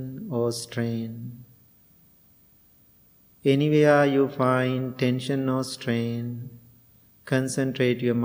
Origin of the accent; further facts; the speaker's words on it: Sri Lanka; moved away as an adult; now in United States; I was born and raised in Sri Lanka